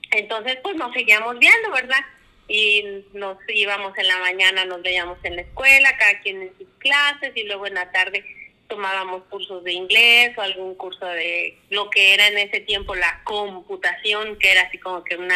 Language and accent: Spanish; Oaxaca, Mexico; moved away as an adult; now in Coahuila, Mexico; Somos de Oaxaca, eh, ya tenemos 27 años viviendo aquí en Coahuila, pero nuestro origen, pues obviamente, ¿verdad? Se remonta a la ciudad de Oaxaca.